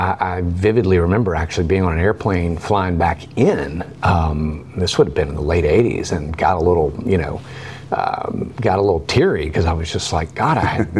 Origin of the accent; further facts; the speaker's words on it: Chattanooga, Tennessee, United States; also born or lived in New York; I grew up in North Chattanooga, so I know North Chattanooga like the back of my hand.